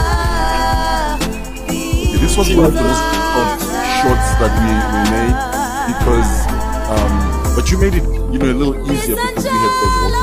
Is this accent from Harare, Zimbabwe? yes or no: no; Victoria Falls, Matabeleland North, Zimbabwe; also born or lived in Bulawayo; born and raised in Victoria Falls, very small town.